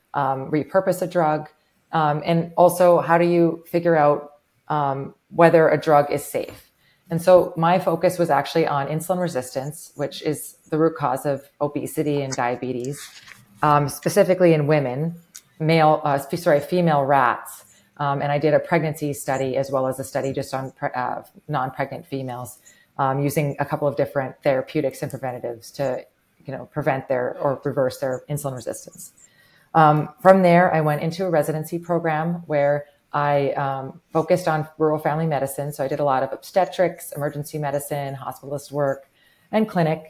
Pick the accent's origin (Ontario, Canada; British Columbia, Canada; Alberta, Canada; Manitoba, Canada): Manitoba, Canada; Winnipeg; now in Grand Forks, United States; I was born and raised in Winnipeg, Canada.